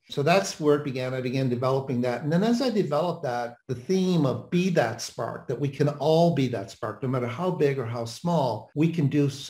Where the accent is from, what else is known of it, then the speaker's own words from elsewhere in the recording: Flat Rock, Newfoundland and Labrador, Canada; also born or lived in Atlanta, United States / Washington, D.C., United States / London, United Kingdom / Korea; now in Dallas, United States; Newfoundland is a province of Canada, very remote place, very Irish. So I grew up in a little place called Flat Rock, Newfoundland, population 400. And I go back there whenever I can. Family's still there.